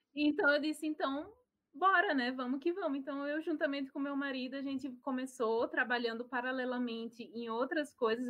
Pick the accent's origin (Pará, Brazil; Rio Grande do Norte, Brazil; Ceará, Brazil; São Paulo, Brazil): Rio Grande do Norte, Brazil; Natal; moved away as an adult; now in Germany; sou de Natal, Potiguar